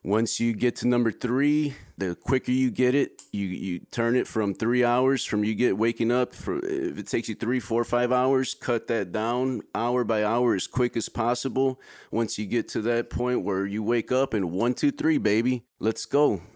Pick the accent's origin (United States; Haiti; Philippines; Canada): United States; Chicago, Illinois; moved away as an adult; also born or lived in middle Georgia; now in Georgia, United States; Born and raised in Chicago